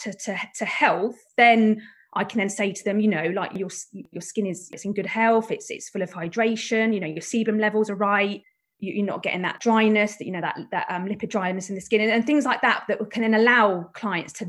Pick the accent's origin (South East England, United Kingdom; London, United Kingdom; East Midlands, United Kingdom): South East England, United Kingdom; Buckinghamshire; I'm from Buckinghamshire